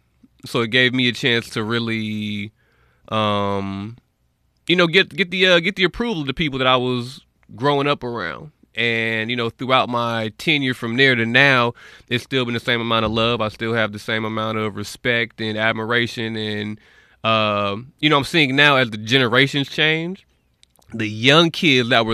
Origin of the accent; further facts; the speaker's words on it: North Las Vegas, Nevada, United States; I'm from Vegas, North Las Vegas, raised out there